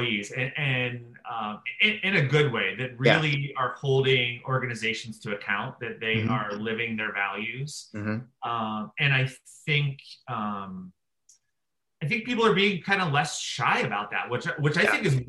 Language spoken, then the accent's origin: English; outside of Pittsburgh, Pennsylvania, United States; growing up outside of Pittsburgh, yeah. Pennsylvania